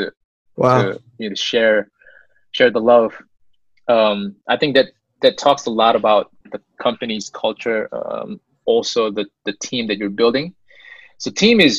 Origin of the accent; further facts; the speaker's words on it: South Korea; now in United States; I was born in the States, but most of my young days, I grew up in Korea